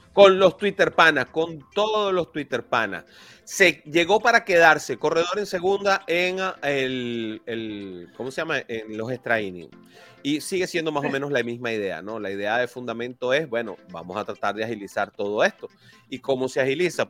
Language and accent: Spanish; Venezuela; now in Miami, United States; yo soy venezolano